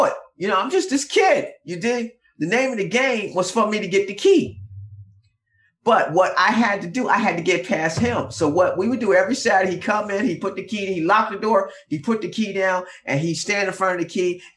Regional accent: Philadelphia, Pennsylvania, United States; I'm from Philly

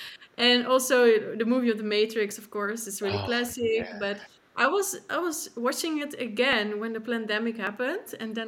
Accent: Netherlands; I'm from the Netherlands

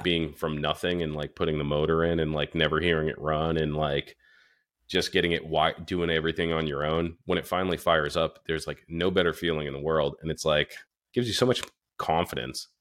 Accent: Northeast, United States; also born or lived in Florida; we're from the Northeast

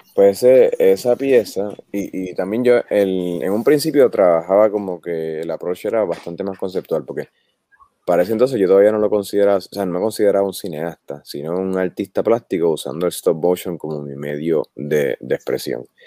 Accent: Puerto Rico; como somos nosotros los puertorriqueños con nosotros mismos

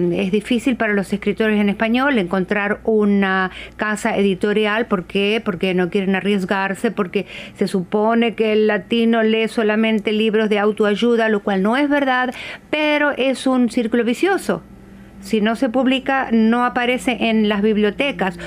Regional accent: Argentina; moved away as an adult; also born or lived in Brazil; now in Seattle, United States; yo soy de Argentina, vivo aquí en Seattle

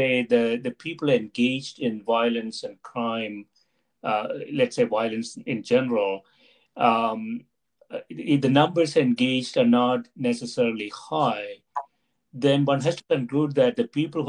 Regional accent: India; moved away; I grew up in India

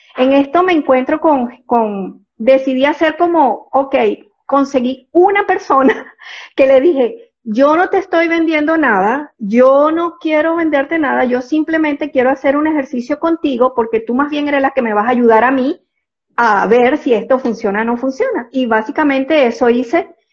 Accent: Venezuela; moved away as an adult; now in Panama; soy venezolana, desde hace 15 años vivo aquí en Panamá.

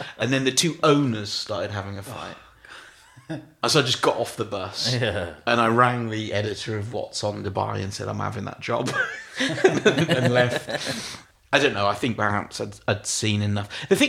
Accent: Birmingham, West Midlands, United Kingdom; moved away as an adult; But if you grew up in Birmingham when I grew up in Birmingham

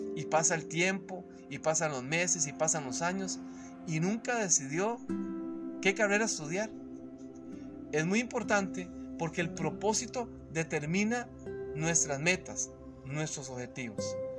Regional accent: Costa Rica; cuando laboraba en una empresa eh, en mi país, en Costa Rica

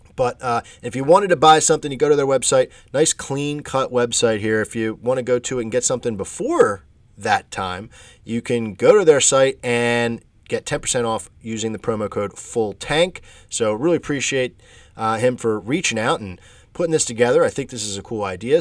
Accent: Philadelphia, Pennsylvania, United States; This is my neck of the woods. I'm from the Philadelphia area.

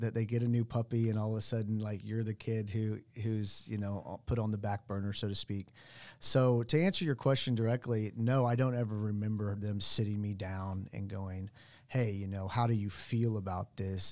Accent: Sand Springs, Oklahoma, United States; I grew up in Sand Springs.

